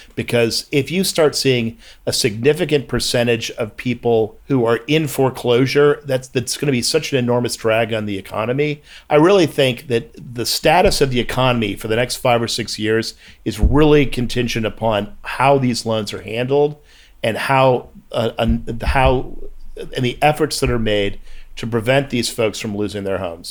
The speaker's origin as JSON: {"language": "English", "country": "United States", "said": "I'm an American"}